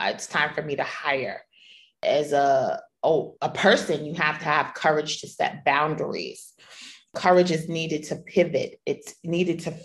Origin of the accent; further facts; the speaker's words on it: New York, United States; moved away as an adult; being a New Yorker